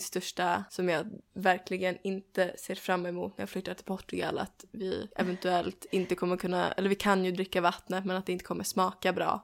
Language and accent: Swedish; Sweden; moved away